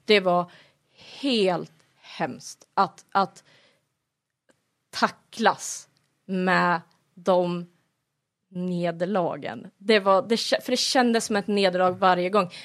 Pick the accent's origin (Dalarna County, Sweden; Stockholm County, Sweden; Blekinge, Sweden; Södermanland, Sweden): Södermanland, Sweden; Flen; moved away as an adult; now in Kolsva, Sweden; Jag är ju annars ifrån Sörmland, i, utanför Flen har jag bott på landet hela mitt liv.